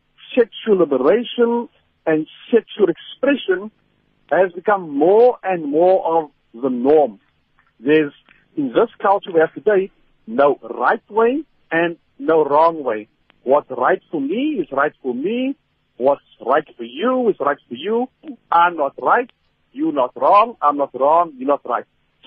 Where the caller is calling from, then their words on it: Cape Town, Western Cape, South Africa; from Cape Town.